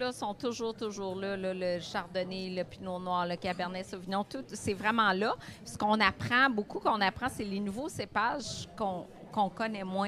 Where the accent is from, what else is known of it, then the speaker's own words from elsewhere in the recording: Gatineau, Quebec, Canada; moved away as an adult; now in Montreal, Canada; je viens de l'Outaouais, j'adore la région. Honnêtement, je serais restée là-bas